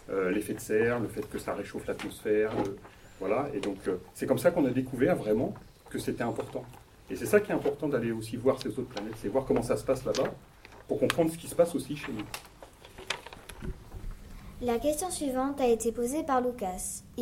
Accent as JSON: {"language": "French", "town": "Poitiers", "region": "Nouvelle-Aquitaine", "country": "France", "tie": "born or raised there", "said": "je suis né, euh, je, suis né à, Poitiers, j'ai vécu à Poitiers, je suis dans le Poitou-Charentes, je suis français, voilà."}